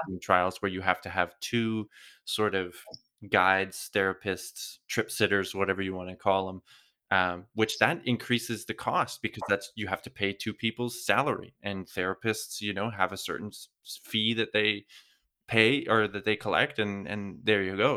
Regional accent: Canada; now in Europe; I come from Canada, I live in Europe now

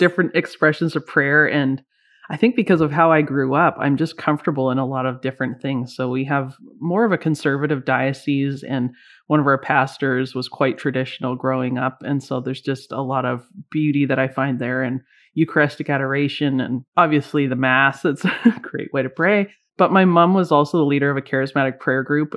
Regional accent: Canada; also born or lived in Vancouver, British Columbia; I'm Canadian

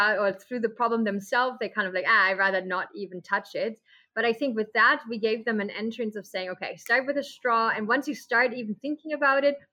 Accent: Germany; moved away as an adult; now in Costa Rica; I'm from Germany.

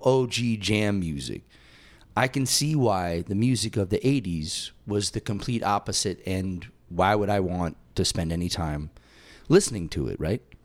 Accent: Massachusetts, United States; moved away; I was born in Massachusetts

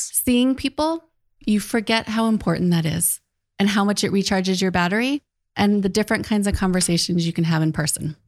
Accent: United States; I'm the American.

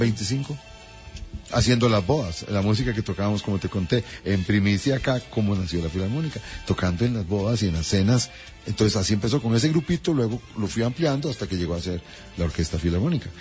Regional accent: Costa Rica; como somos los ticos

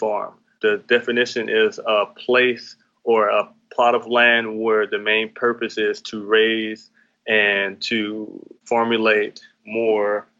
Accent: Atlanta, Georgia, United States; currently our base where I'm from, we're from Atlanta, Georgia, South Fulton area.

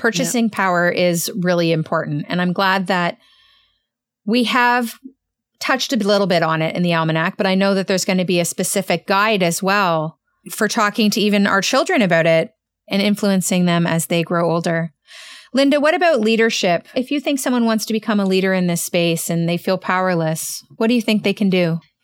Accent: Canada; I'm Canadian

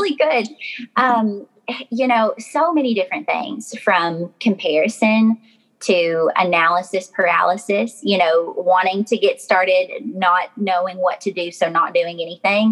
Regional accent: Glasgow, Kentucky, United States; my accent sounds like cornbread. So to be honest, I'm from Glasgow, Kentucky

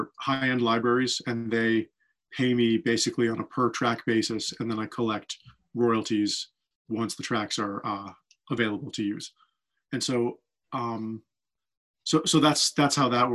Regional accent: New York, United States; also born or lived in Boston; now in Los Angeles, United States; I was born in Boston and I moved to New York when I was 9 and I grew up in New York

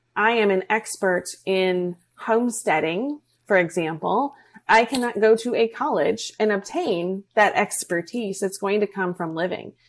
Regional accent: New York, United States; now in Florida, United States; We're originally from New York.

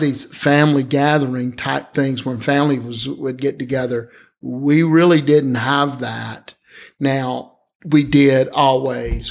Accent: Alabama, United States; I'd only really been a member of one church when I grew up in Alabama

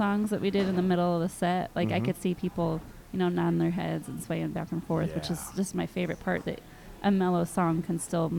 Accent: Cincinnati, Ohio, United States; now in Goshen, Indiana, United States; But I grew up in Cincinnati

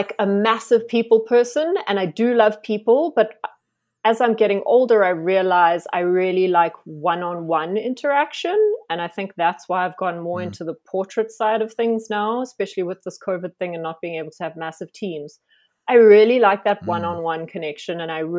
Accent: Johannesburg, Gauteng, South Africa; moved away as an adult; now in Cape Town, South Africa; so I'm originally from Joburg and I moved to Cape Town 6 years ago now.

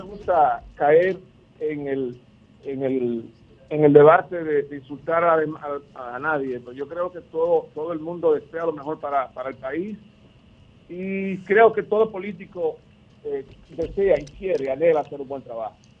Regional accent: Dominican Republic; como dominicano

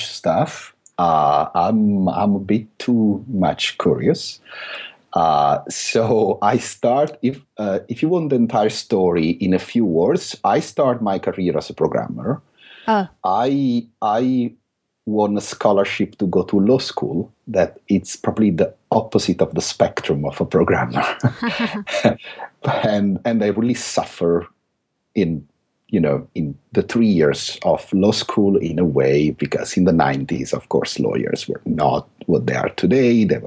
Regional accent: Italy; accent: thick Italian; English is a second language; now in London, United Kingdom; I still have this thick Italian accent

